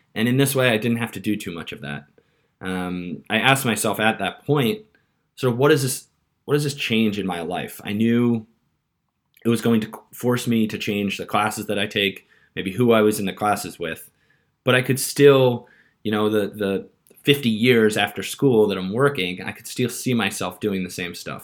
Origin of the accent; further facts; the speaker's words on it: Long Island, New York, United States; moved away as an adult; also born or lived in San Francisco; now in London, United Kingdom; I grew up on Long Island in a town where a large number of people commute to New York City every day